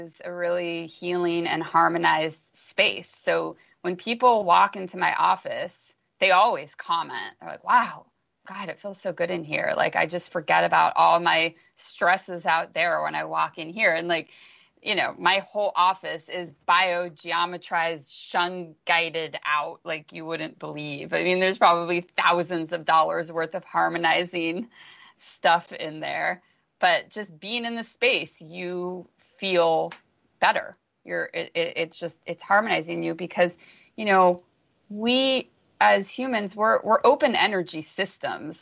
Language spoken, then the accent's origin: English; Los Angeles, California, United States; I don't even know if I'm going to be able to stay here, even though that saddens me since this just happens to be my hometown